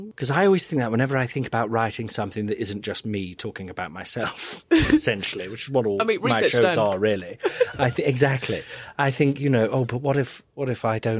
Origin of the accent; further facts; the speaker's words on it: Nottingham, East Midlands, United Kingdom; I'm from Nottingham originally, you know, rough as fuck.